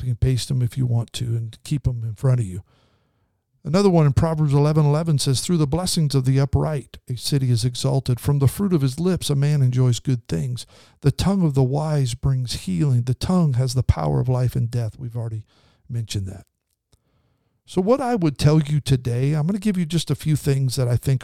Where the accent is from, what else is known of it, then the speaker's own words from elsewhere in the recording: Idaho, United States; now in California, United States; We grew up in Idaho